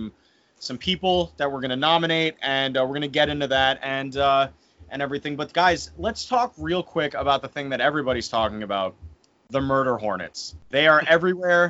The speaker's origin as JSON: {"language": "English", "country": "United States", "tie": "born or raised there", "said": "I'm an American, man. It's how we're raised"}